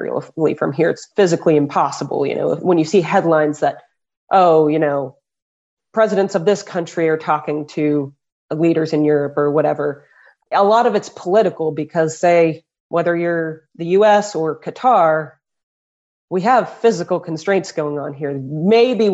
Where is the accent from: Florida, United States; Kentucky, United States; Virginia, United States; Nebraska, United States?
Kentucky, United States; Louisville; Louisville, Kentucky. I'm born and raised here